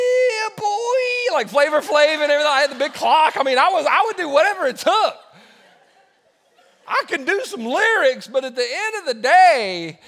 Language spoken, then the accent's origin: English; South Carolina, United States; also born or lived in Los Angeles, California; I wasn't born in South Carolina. I was born in California. I was born in Los Angeles. And all my friends that were my neighbors that I played with were Hispanic. My mother said when we moved back to South Carolina, I was 4 years old